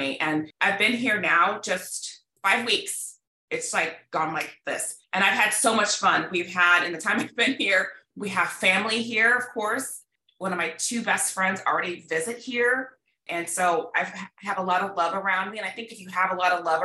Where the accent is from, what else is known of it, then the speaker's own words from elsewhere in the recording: Midwest, United States; moved away as an adult; also born or lived in Illinois / Missouri / Los Angeles / California; now in Dallas, United States; I grew up in the Midwest